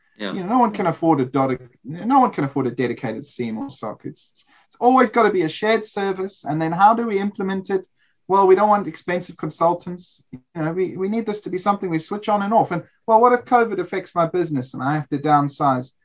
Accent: South Africa; as a South African

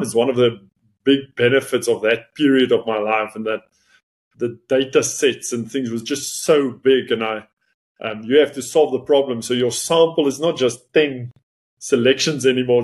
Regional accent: Northern Cape, South Africa; first language Afrikaans; English is a second language; moved away as an adult; also born or lived in Potchefstroom; Where I grew up in the Northern Cape, we speak Afrikaans.

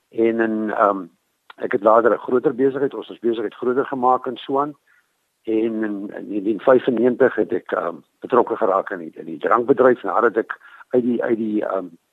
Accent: Prieska, Northern Cape, South Africa; moved away as an adult; also born or lived in Carnarvon; ek het groot geword aan Priska in die Karoo. Ehm um, ek is gebore in Karnavan. So ek is maar 'n boerling van die Karoo.

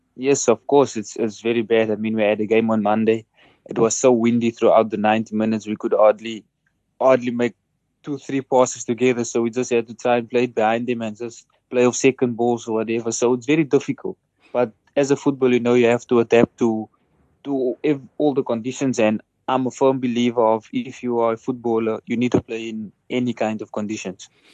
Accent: South Africa; moved away as an adult

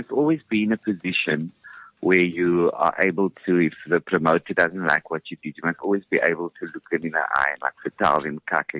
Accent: Cape Town, Western Cape, South Africa; I'm from Cape Town.

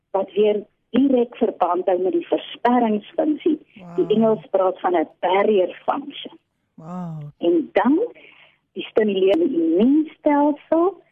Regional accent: Eastern Cape, South Africa; now in Pretoria, South Africa; ek oorspronklik van die Oos-Kaap kom

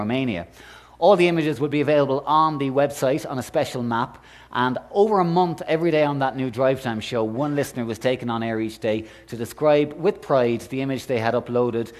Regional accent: Ireland; I'm Irish

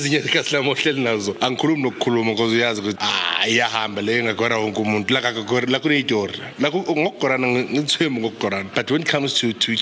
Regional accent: Tembisa, Gauteng, South Africa; Growing up in Tembisa, I had a better relationship with my grandmother than I had with my mom

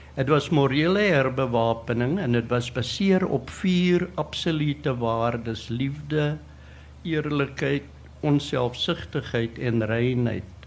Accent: South Africa; moved away as an adult; toe ek weer die land verlaat in 73 en toe in 92 teruggekom

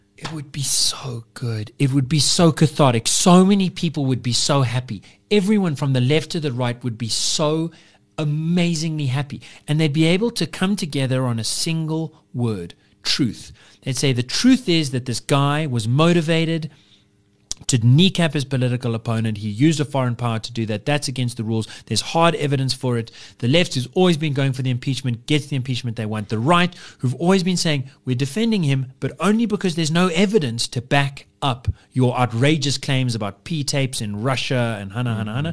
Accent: United Kingdom

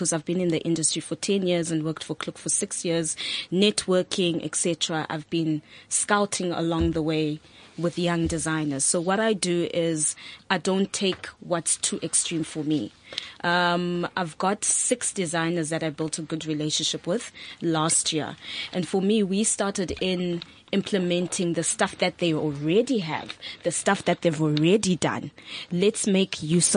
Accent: Zimbabwe; now in South Africa; I'm not South African, I'm Zimbabwean

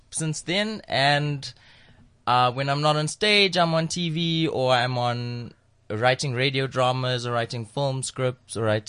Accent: Durban, KwaZulu-Natal, South Africa; I grew up in Durban.

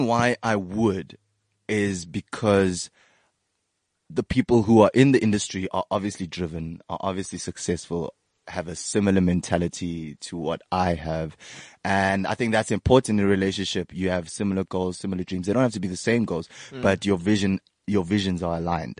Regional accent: South Africa

